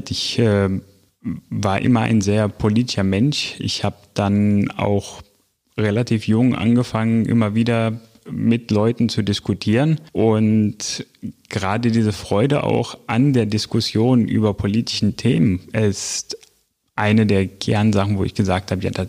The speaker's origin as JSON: {"language": "German", "country": "Greece", "said": "früher auch aus äh, meiner Heimat in Griechenland"}